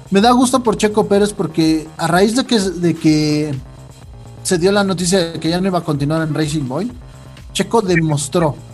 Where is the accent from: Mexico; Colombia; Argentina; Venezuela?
Mexico; Como persona me da mucho gusto porque soy mexicano.